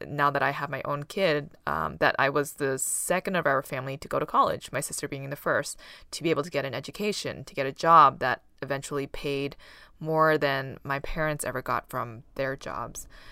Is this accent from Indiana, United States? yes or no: no; Boston, Massachusetts, United States; first language Taishanese; English is a second language; growing up, we lived in an apartment that shared a wall with other apartments. And on either side of us, we had B U, Boston University students living there.